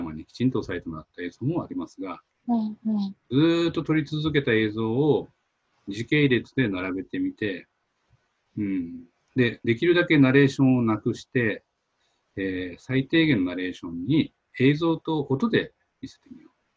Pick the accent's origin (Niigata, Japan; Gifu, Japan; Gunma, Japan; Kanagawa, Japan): Gunma, Japan; moved away as an adult; also born or lived in Tokyo / Hakozaki, Fukuoka; now in Fukuoka, Japan; 私、生まれは群馬県なんですけど、うん、あの、山奥の生まれで、やっぱ地域のコミュニティがあるところに生まれ育ったわけなんですよね。